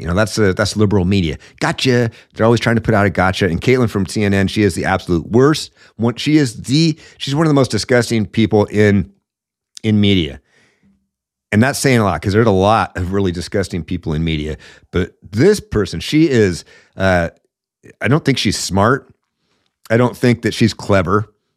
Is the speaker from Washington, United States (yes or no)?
yes; Washington, United States; I'm from Washington